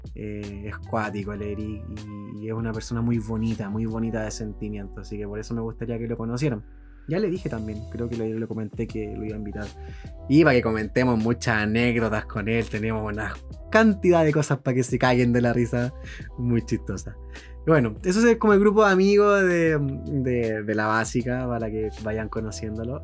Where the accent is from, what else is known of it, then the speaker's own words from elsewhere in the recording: San Bernardo, Santiago Metropolitan Region, Chile; also born or lived in La Florida, Santiago; yo soy de allá, oriundo de San Bernardo, nacido y criado de San Bernardo